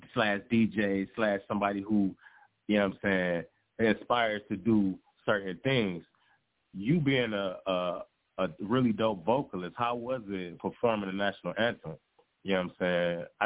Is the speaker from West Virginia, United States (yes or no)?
no; Detroit, Michigan, United States; now in Texas, United States; But I just got to say, you know what I'm saying, being from Motown, you know what I'm saying, and actually grow